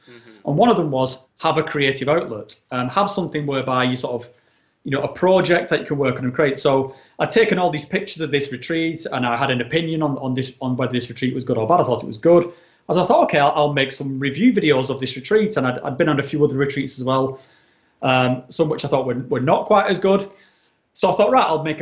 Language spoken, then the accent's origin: English; England, United Kingdom; moved away as an adult; also born or lived in mainland Europe; when I was in like my late 30s, I relocated from England into sort of mainland Europe